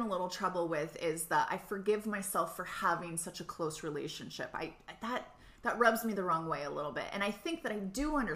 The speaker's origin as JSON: {"language": "English", "region": "Southern California", "country": "United States", "moved": "yes", "lives_now": "Hawaii, United States", "said": "I'm from Southern California"}